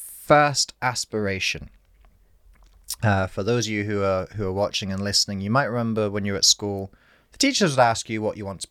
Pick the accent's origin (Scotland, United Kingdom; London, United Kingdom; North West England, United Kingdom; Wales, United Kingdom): Scotland, United Kingdom; Aberdeen; So I was born in Aberdeen Hospital. My dad is Scottish. My mum's English. So I'm a half-blood.